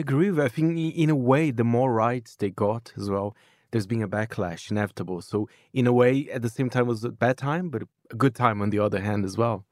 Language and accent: English; Brazil; moved away; my home country, Brazil